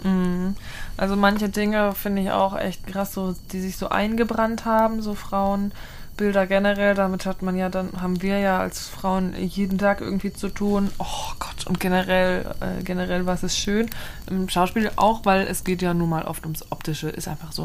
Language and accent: German; Austria; Ich bin aus Österreich.